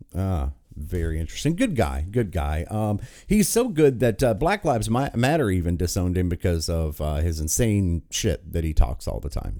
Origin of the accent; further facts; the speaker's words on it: West Virginia, United States; my home state